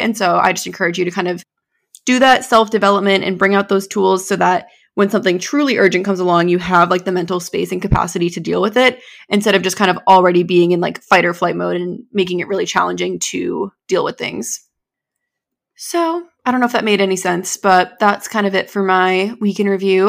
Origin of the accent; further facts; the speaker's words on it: New Hampshire, United States; I was born and raised here in New England